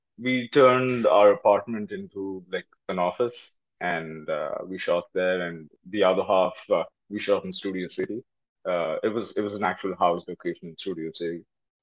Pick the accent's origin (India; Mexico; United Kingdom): India; now in Los Angeles, United States; I'm from India.